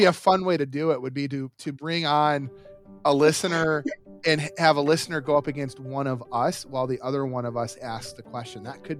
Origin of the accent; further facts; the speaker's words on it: Detroit, Michigan, United States; We're all from Detroit